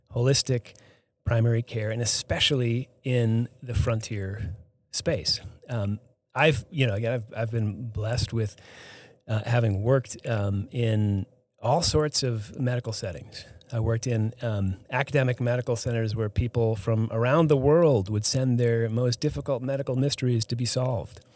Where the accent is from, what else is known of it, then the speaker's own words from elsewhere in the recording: Boston, Massachusetts, United States; moved away as an adult; now in Hardin, Montana, United States; I grew up, I'm not from Hardin. I grew up outside of, outside of Boston